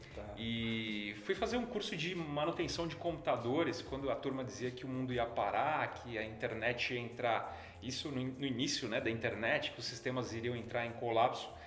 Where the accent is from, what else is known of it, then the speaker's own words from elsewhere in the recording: São Paulo, Brazil; eu sou um cara muito simples, de família classe média de São Paulo